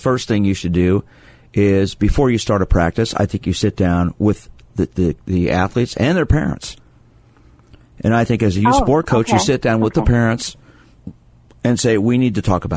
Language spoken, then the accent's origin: English; Kansas City, Missouri, United States; I grew up in Kansas City, seeing religious bigotry